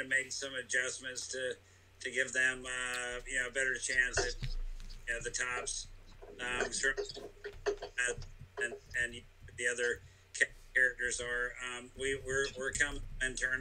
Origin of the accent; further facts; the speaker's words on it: Greenville, North Carolina, United States; I'm from Greenville.